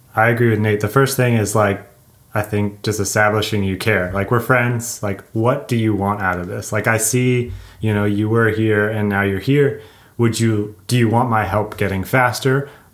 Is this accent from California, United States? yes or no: yes; California, United States; there's certain styles of descending growing up in SoCal that he's better than I at.